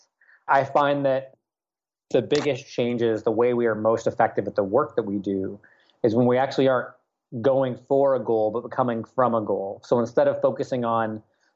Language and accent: English; Nashville, Tennessee, United States; moved away as an adult; also born or lived in Washington, D.C. / Portland, Oregon; I grew up in Nashville, went to college at George Washington University